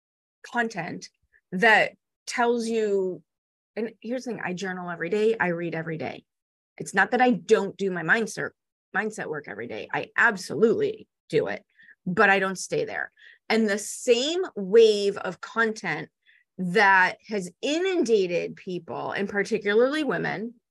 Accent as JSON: {"language": "English", "town": "Chicago", "region": "Illinois", "country": "United States", "tie": "born or raised there", "said": "I'm 5 feet tall and I grew up in Chicago."}